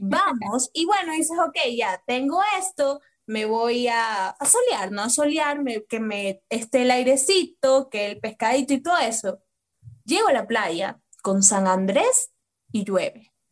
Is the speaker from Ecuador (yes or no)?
yes; Ecuador; Nosotros como ecuatorianos